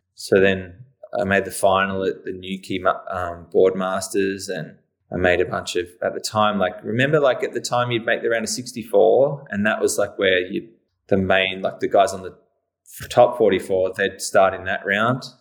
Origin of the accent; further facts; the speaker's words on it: Cape Bridgewater, Victoria, Australia; moved away as an adult; now in Torquay, Australia; I was born in eighty-two, um, so we lived at Cape Ridgewater